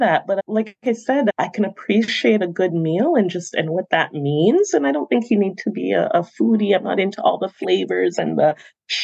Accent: Toronto, Ontario, Canada; the schools that I attended growing up in Toronto as a student myself

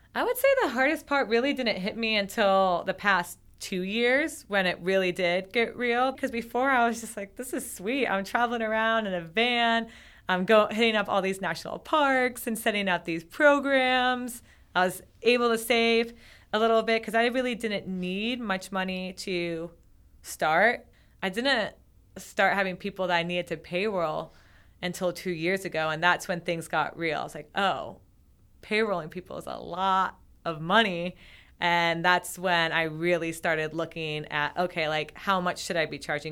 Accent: Vermont, United States; I'm from Vermont.

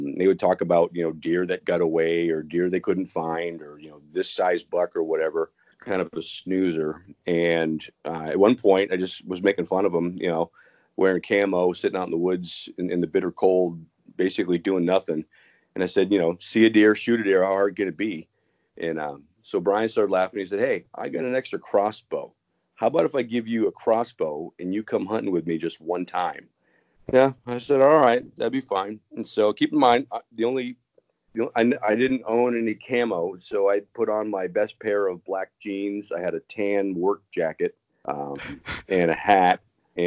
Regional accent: Concord, New Hampshire, United States; moved away; I grew up in Concord, New Hampshire

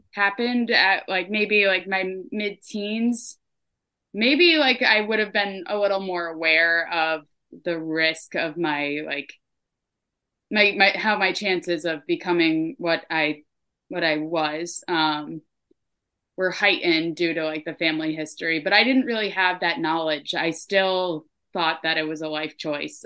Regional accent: Troy, New York, United States; moved away as an adult; also born or lived in Burlington, Vermont; now in Vermont, United States; I was born in Troy, New York. I ended up in Vermont in 2018

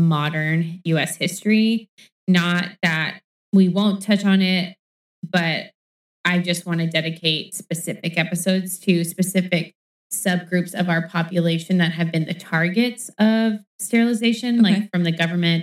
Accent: United States; I am an American

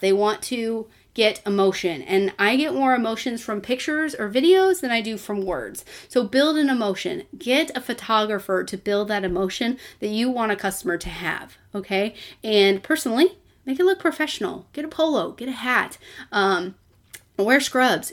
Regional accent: Texas, United States; I'm from Texas, that's what we do, we eat Mexican and barbecue food

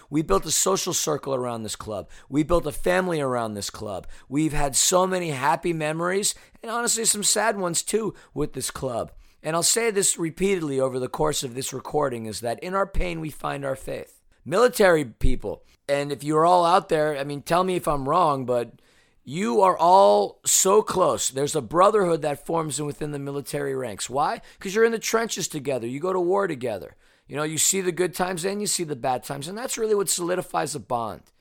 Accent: New York City, New York, United States; moved away as an adult; now in Los Angeles, United States; I'm a New Yorker who grew up a avid Mets, Jets, Knicks, and Islanders fan.

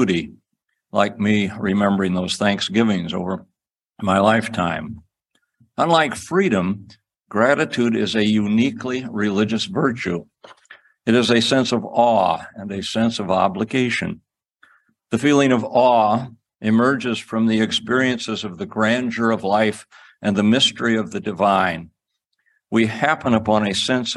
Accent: Cedar Rapids, Iowa, United States; I grew up in Cedar Rapids, Iowa, about 15 miles away from the farm that my mother had grown up on

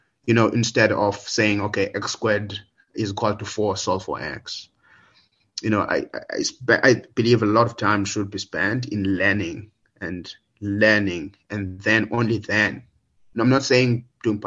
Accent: Willowvale, Eastern Cape, South Africa; also born or lived in Idutywa; I'm from the Willowvale, Gatyan, but there's a town maybe just about an hour away from that. So that's where I spent most of my, that's where I grew up basically, from grade 3 to grade 9.

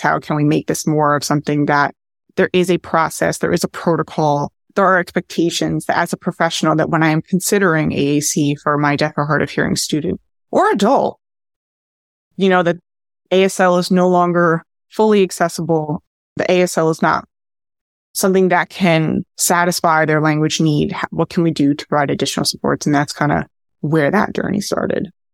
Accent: New Jersey, United States; also born or lived in New York; I'm originally from New Jersey

